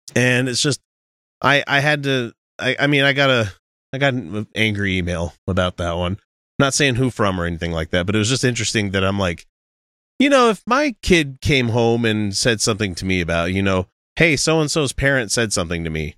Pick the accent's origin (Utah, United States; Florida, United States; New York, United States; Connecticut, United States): Utah, United States; we hail from the America's most quirky theocracy, Utah